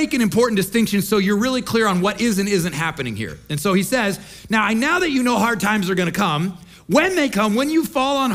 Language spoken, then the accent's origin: English; Midwest, United States; moved away as an adult; I grew up in the Midwest, we like to fish.